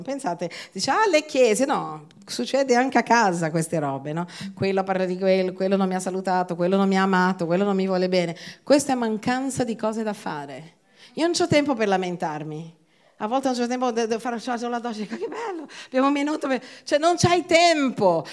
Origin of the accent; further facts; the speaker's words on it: Brazil; now in Italy; io vengo dal Brasile